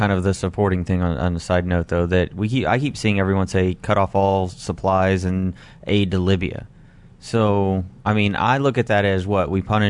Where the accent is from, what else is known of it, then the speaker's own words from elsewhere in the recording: United States; I am the only American on this podcast.